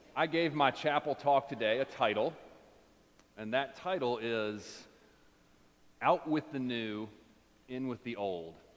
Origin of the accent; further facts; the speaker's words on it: United States; for us as Americans